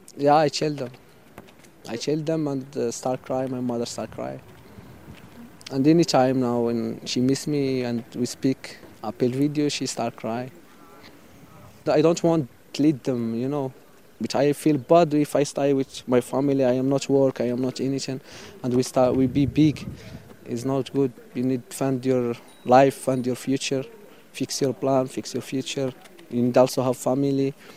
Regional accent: Western Sahara, Morocco; English is a second language; moved away as an adult; now in France; I am from Sahara

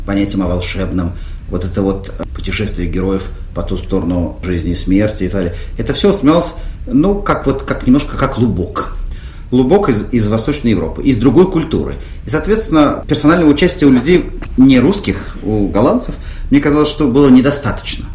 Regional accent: Russia; я из России

